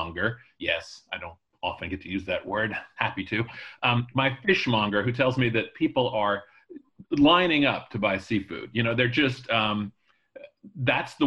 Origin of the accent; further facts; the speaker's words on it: Charleston, South Carolina, United States; now in New Haven, United States; I grew up in Charleston, South Carolina